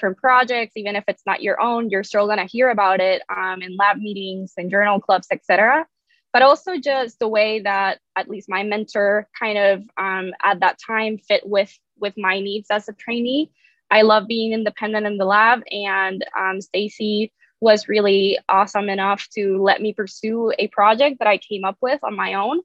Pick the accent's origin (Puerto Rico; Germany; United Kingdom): Puerto Rico; San Juan; moved away as an adult; also born or lived in Boston; now in Memphis, United States; I am originally from San Juan, Puerto Rico. That's where I grew up.